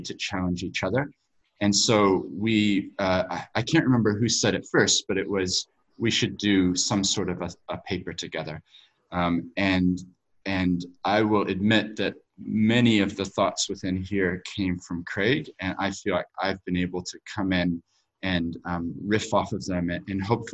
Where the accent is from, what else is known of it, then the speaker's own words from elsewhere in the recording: New Zealand; also born or lived in United States / Tokyo, Japan / London, United Kingdom / Sydney, Australia; my accent. So I have parents who were from America, but we moved to New Zealand when I was 7 years old